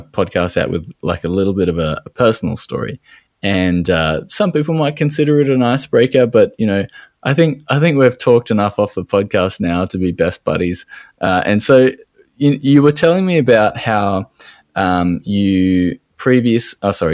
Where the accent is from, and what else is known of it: Australia